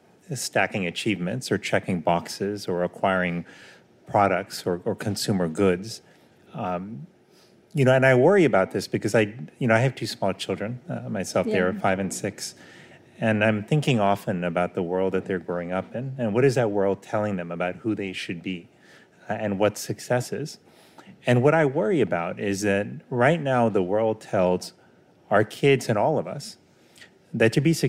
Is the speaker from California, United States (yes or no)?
no; Miami, Florida, United States; What happens is they moved to Miami. So that is where I grew up.